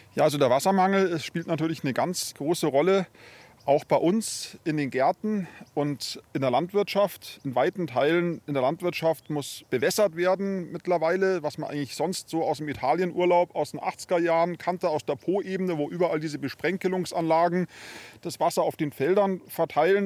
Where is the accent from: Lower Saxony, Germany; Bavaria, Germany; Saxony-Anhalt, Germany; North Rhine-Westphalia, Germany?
Bavaria, Germany; Munich; bei uns in München oder bei uns in Bayern